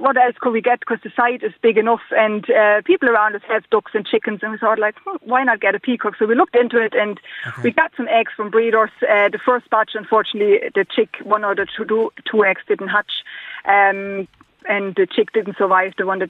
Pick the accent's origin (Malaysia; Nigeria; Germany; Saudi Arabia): Germany; moved away as an adult; now in Navan area, Ireland; I'm from Germany originally, but came over in 2006